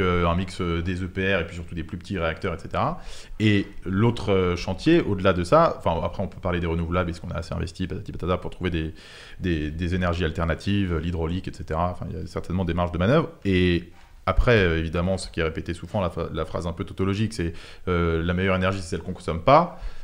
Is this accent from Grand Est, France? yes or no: no; Paris, Île-de-France, France; also born or lived in Montauban; je suis euh, parisien, mais sinon c'est Montauban